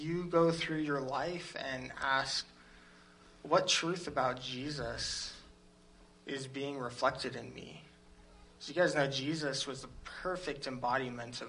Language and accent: English; United States; as Americans